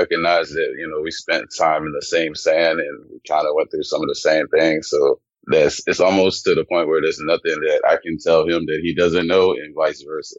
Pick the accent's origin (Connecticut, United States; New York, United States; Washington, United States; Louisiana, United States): Louisiana, United States; born or raised there; also born or lived in Germany